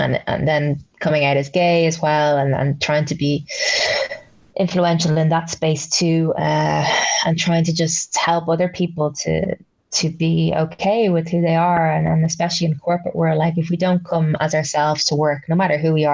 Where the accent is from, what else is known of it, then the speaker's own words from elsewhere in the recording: Ireland; I was living in Ireland, obviously, and growing up in Ireland